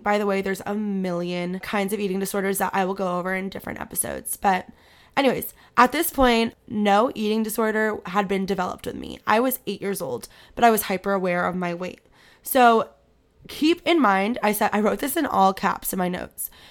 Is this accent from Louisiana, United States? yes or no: no; Manhattan Beach, California, United States; moved away as an adult; now in Virginia, United States; I grew up in Manhattan Beach.